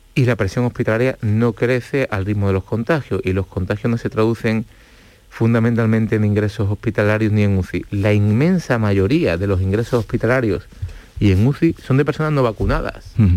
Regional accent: Andalusia, Spain; los andaluces somos los españoles

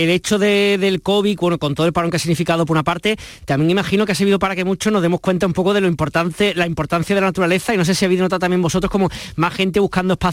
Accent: Andalusia, Spain; Y además, imagino para aquellos que somos andaluces, que yo por ejemplo nunca he conocido ¿no? la Sierra Nevada almeriense

